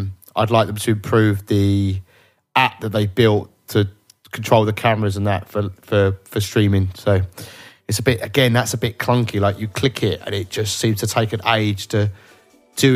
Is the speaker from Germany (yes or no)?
no; United Kingdom; I'm British, so I just, we pronounce everything wrong